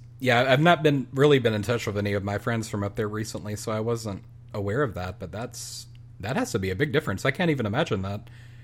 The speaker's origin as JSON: {"language": "English", "region": "the South", "country": "United States", "also_born_or_lived": "Massachusetts"}